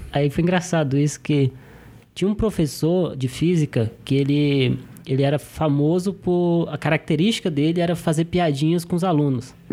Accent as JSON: {"language": "Portuguese", "town": "Brasília", "region": "Federal District", "country": "Brazil", "said": "Sou de Brasília."}